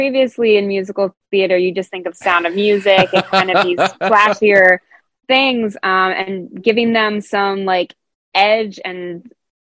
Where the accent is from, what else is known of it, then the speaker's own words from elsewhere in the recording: Dayton, Ohio, United States; also born or lived in Indianapolis; I moved back to my hometown of Dayton, Ohio